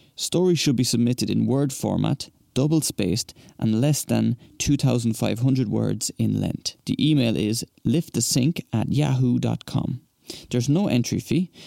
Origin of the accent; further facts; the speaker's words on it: Longford, Leinster, Ireland; moved away as an adult; now in Seville, Spain; I'm from Longford originally, but have spent close to the last decade living in Seville.